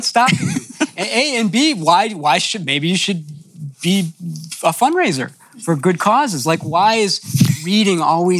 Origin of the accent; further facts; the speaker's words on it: Illinois, United States; We're from Illinois.